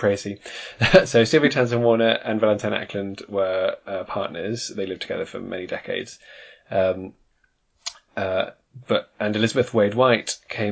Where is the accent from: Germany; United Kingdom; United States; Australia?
United Kingdom; you or I, being British people